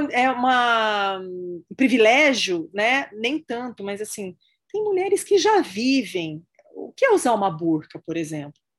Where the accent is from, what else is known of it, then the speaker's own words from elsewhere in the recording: Brazil; also born or lived in United States; Estou nos Estados Unidos nesse momento, mas enfim, como brasileira